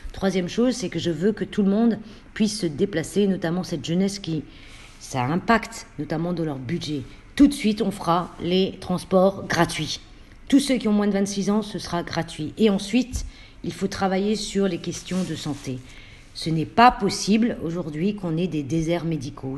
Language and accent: French; Roubaix, Hauts-de-France, France; ma ville euh, où je suis née à Roubaix